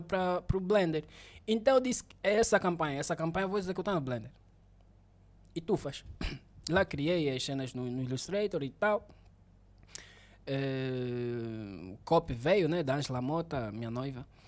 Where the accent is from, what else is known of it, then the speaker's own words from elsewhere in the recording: Benguela, Angola; eu sou mesmo de Benguela